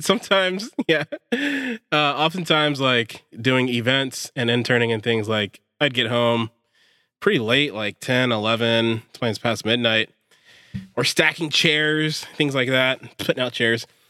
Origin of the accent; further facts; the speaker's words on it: Pittsburg, California, United States; I grew up in Pittsburgh